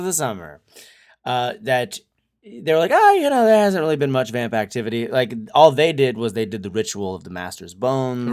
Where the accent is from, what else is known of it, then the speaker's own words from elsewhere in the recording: New Hampshire, United States; now in Southern California, United States; growing up in New Hampshire, the winter is, eh, deadly.